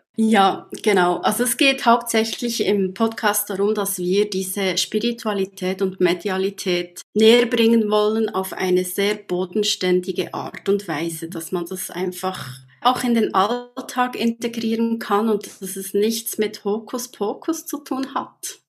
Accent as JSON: {"language": "German", "region": "Bern", "country": "Switzerland", "said": "Ich komme aus Bern oder in der Nähe von Bern, natürlich auch aus der Schweiz."}